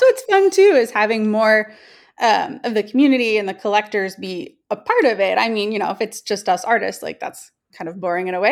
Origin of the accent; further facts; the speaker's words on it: Newport Beach, California, United States; also born or lived in Bay Area, California; I'm from Newport Beach, California, which is in Southern California.